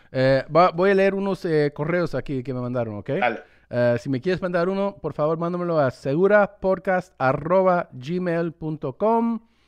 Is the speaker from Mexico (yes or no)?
no; New York, United States; born there; desde Nueva York yo también tengo em, madre latina, nací aquí en Estados Unidos, pero ella viene de República Dominicana.